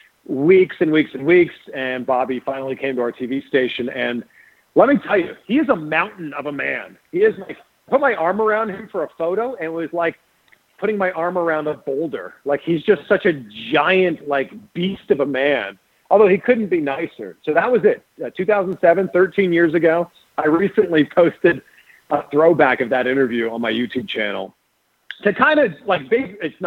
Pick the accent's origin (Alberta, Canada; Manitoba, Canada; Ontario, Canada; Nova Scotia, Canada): Ontario, Canada; Toronto; I went to wrestling school in Toronto. That's my hometown.